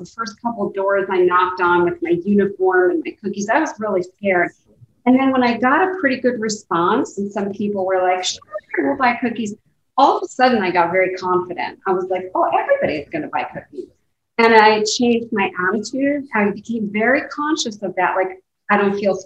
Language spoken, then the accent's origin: English; Yonkers, New York, United States; I grew up in Yonkers, New York, and I actually grew up really, really poor